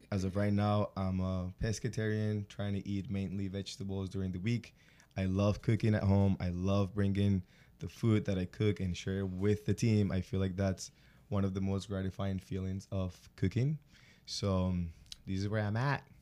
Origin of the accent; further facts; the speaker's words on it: Colombia; moved away as an adult; now in United States; born and raised in Colombia, I feel like we have a pretty heavy diet on carbs